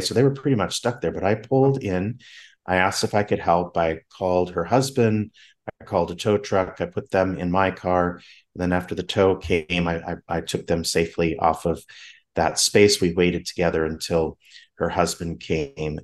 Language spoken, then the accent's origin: English; Southern California, United States; moved away; I'm from Southern California